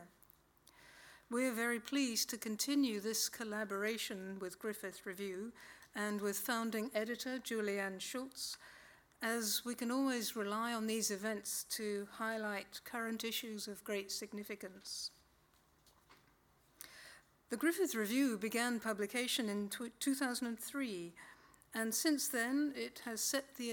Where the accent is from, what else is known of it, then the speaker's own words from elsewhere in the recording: United Kingdom; now in Australia; I was born in Britain